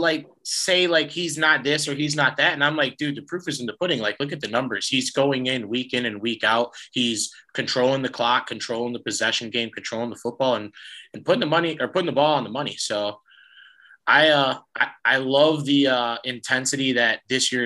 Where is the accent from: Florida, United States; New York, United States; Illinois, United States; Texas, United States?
Illinois, United States; I'm from Illinois